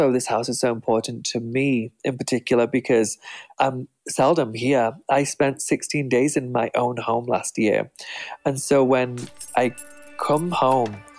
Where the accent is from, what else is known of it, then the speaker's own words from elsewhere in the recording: England, United Kingdom; moved away as an adult; now in United States; The people who were successful in my hometown lived in old Tudor homes. That's very typical for my small town